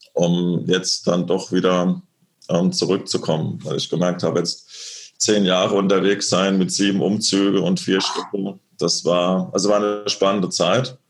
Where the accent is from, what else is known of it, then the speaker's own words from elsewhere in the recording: Lorsch, Hesse, Germany; rein faktisch bin ich ja aufgewachsen in Südhessen, in der Nähe von Darmstadt, in dem kleinen beschaulichen Lorsch